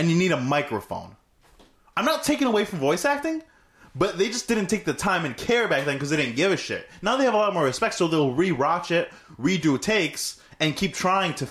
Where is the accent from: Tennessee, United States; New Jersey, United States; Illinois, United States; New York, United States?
New York, United States; near Fredonia; moved away; I ended up going to Fredonia because it was right next door to my hometown